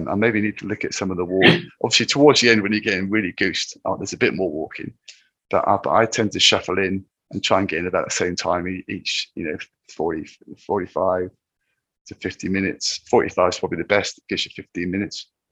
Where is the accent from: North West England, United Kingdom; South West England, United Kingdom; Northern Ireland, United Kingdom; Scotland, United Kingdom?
South West England, United Kingdom; Land's End; moved away; I rock up at Land's End, which is where I I, I grew up as a boy